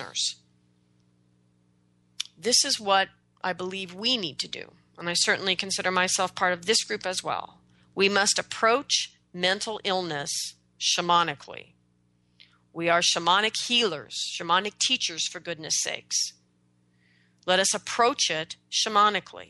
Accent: United States; I'm an American.

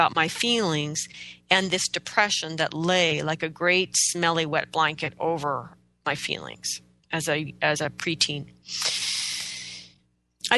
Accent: Oregon, United States; I was born and raised in Oregon, in the Pacific Northwest of the United States.

